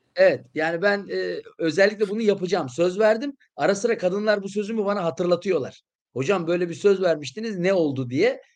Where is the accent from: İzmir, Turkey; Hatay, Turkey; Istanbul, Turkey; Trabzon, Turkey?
Hatay, Turkey; İskenderun; moved away; ben kendim de İskenderunluyum.